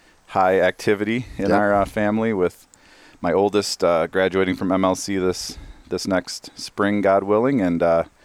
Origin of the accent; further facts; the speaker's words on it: Michigan, United States; now in Jordan, United States; I grew up in Michigan, son of a auto worker